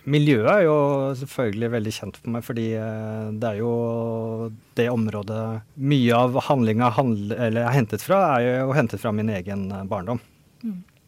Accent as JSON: {"language": "Norwegian", "country": "Norway", "tie": "born or raised there", "also_born_or_lived": "Oslo", "said": "jeg flytta jo ut fra Oslo ut på bygda i barndommen da jeg var en, sånn, eh, ja, åtte år eller noe"}